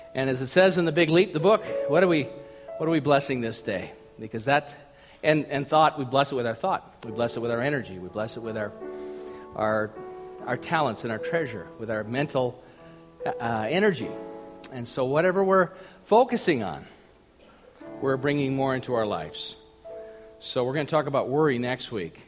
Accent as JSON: {"language": "English", "region": "Minnesota", "country": "United States", "tie": "born or raised there", "said": "I grew up in Minnesota"}